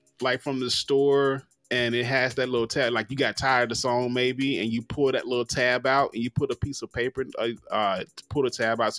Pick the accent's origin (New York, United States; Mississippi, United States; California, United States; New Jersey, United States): Mississippi, United States; I'm from Mississippi.